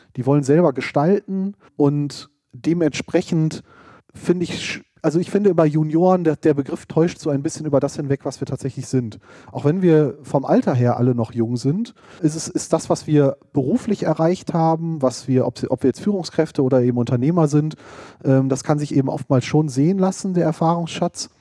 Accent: Hochdahl, North Rhine-Westphalia, Germany; also born or lived in Hahn / Düsseldorf; Also ich bin im Speckgürtel von Düsseldorf aufgewachsen, in Hochdahl

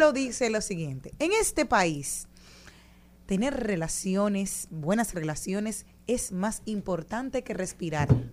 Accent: Monte Plata, Dominican Republic; de mi pueblo, como son los representantes de Monteplata

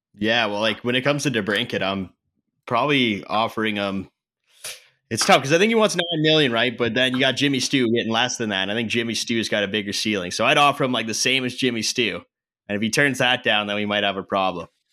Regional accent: Canada; I'm Canadian.

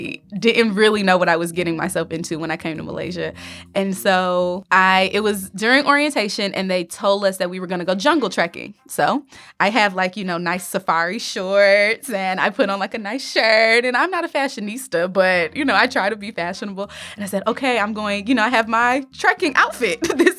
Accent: Detroit, Michigan, United States; I am originally from Detroit, Michigan.

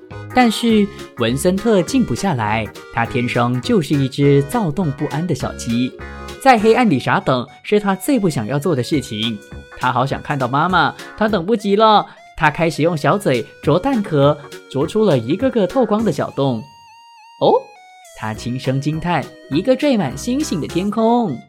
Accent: Penang, Malaysia; moved away as an adult; also born or lived in Kuala Lumpur / Taiwan; 槟城它是我的老家， 因为那里有家人

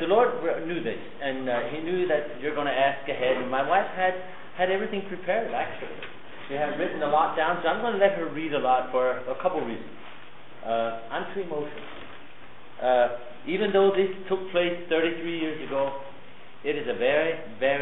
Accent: Pennsylvania, United States; moved away; I was born and raised in an Amish home with 14 children back in Pennsylvania

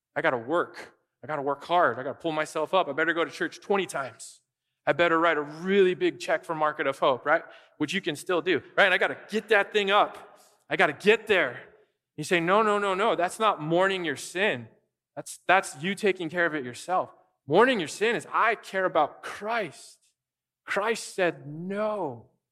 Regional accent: United States; people can tell we're American

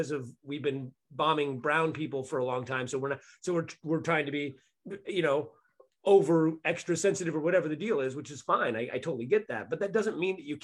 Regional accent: Bay Area, California, United States; I grew up in Bay Area

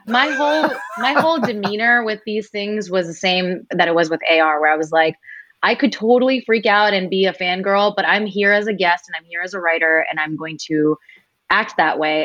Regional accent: United States; for us as Indian Americans

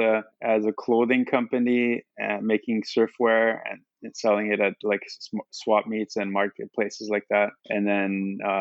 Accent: Germany; moved away as an adult; also born or lived in United States / Maui, Hawaii; now in Honolulu, United States; I was born in the U.S., but my parents are German, and I grew up in Germany

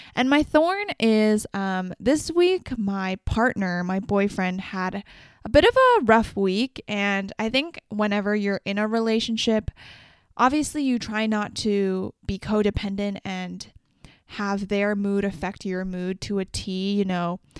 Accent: Vancouver, British Columbia, Canada; I'm from Vancouver, B C

